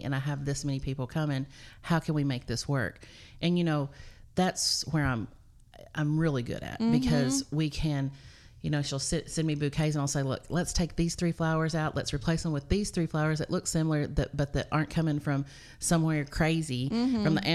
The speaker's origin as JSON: {"language": "English", "town": "Cookeville", "region": "Tennessee", "country": "United States", "tie": "born or raised there", "said": "I'm originally from Cookeville, born and raised, graduated here, band geek"}